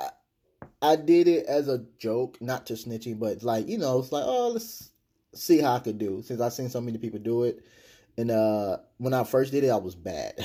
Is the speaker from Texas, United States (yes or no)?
yes; Texas, United States; I'm from Texas